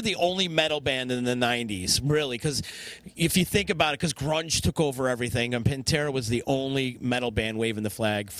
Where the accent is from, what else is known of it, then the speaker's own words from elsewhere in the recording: Syracuse, New York, United States; I'm from Syracuse, this and that.